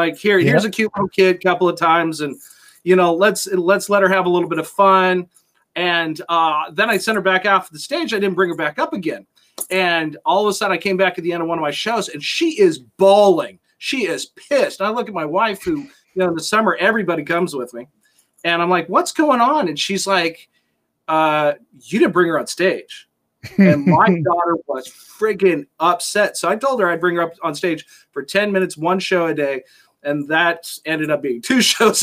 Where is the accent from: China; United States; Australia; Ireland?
United States; Las Vegas, Nevada; now in West Coast, United States; I was born and raised in Las Vegas